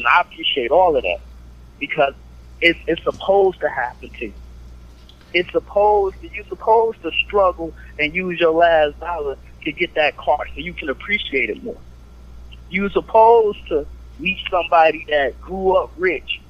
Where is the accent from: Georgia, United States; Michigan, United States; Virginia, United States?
Michigan, United States; Detroit; I'm from Detroit, Michigan